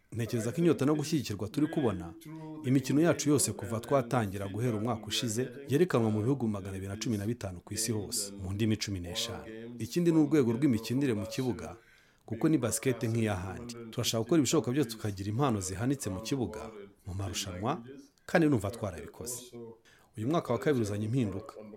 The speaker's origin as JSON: {"language": "Kinyarwanda", "region": "London", "country": "United Kingdom", "also_born_or_lived": "Ghana / United States / Japan / Spain", "moved": "as an adult", "said": "natangiye mfite imyaka cumi n'itanu muri londres nkina muri Brixton"}